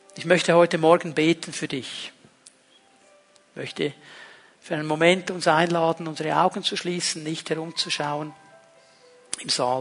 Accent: Switzerland; wir sind Schweizer.

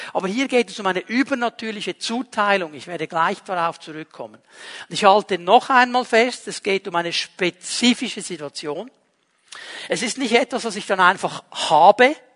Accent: Switzerland; bei uns in der Schweiz

